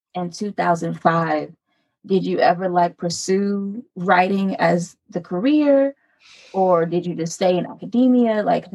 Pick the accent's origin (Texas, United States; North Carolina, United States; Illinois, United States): Illinois, United States; Chicago; I'm from Chicago